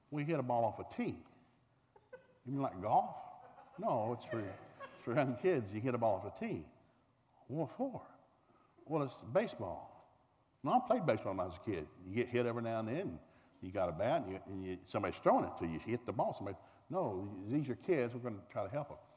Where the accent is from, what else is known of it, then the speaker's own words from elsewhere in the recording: the South, United States; Now, I'm a man from the South.